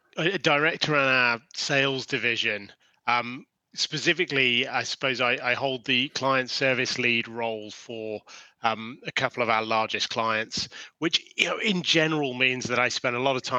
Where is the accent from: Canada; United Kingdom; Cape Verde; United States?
United Kingdom; also born or lived in Guildford; I'm British. I reside just outside of London, in a small town called Guildford